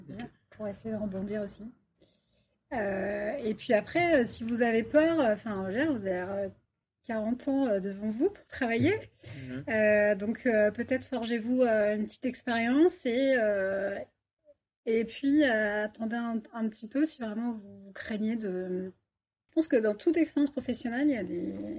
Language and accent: French; Paris region, Île-de-France, France; moved away as an adult; also born or lived in Bordeaux; now in Toulouse, France; moi, je suis toulousaine euh, d'adoption. Ça fait trois ans que je suis sur Toulouse et je viens de région parisienne